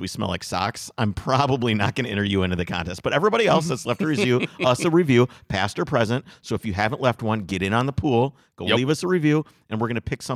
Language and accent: English; Wisconsin, United States; I grew up in Wisconsin.